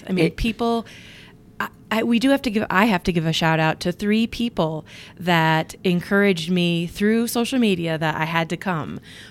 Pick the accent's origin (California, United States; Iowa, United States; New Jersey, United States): Iowa, United States; And I'm from Iowa too, so here I am.